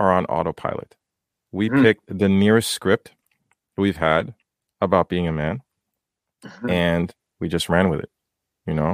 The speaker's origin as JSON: {"language": "English", "town": "Port-au-Prince", "country": "Haiti", "tie": "born or raised there", "moved": "yes", "lives_now": "North America", "said": "growing up in Haiti"}